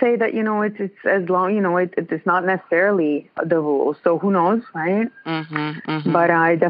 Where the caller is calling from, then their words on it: Ontario, Canada; I'm in Ontario.